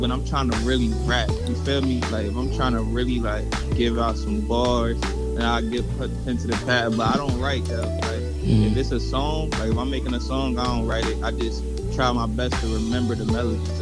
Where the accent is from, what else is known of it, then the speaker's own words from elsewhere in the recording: Trenton, New Jersey, United States; I'm from Trenton, New Jersey